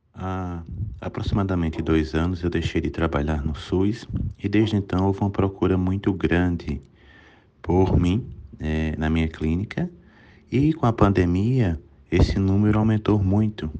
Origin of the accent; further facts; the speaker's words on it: Serra Branca, Paraíba, Brazil; moved away; also born or lived in São Paulo / Campina Grande; eu sou nasci em Serra Branca, na Paraíba, sou paraibano